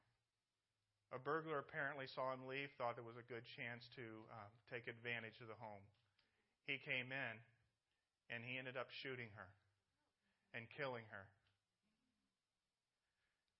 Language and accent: English; Indianapolis, Indiana, United States; moved away; I'm from Indianapolis, Indiana.